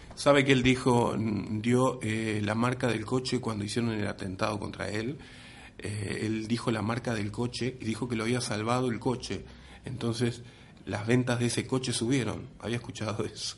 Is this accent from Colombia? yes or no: no; San José de Mayo, San José, Uruguay; now in Madrid, Spain; San José, mi tierra?